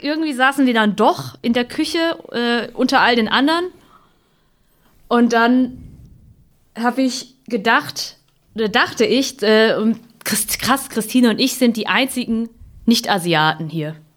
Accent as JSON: {"language": "German", "town": "Hemsbach", "region": "Baden-Württemberg", "country": "Germany", "tie": "born or raised there", "also_born_or_lived": "Heppenheim, Hesse", "first_language": "German", "said": "ich bin halt in Südhessen geboren und in Nordbaden-Württemberg aufgewachsen"}